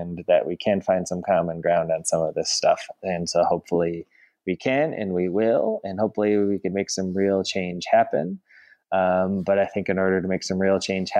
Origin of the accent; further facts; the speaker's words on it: Madison, Wisconsin, United States; now in Memphis, United States; my hometown of Madison, which of course is a city with a rich history of protests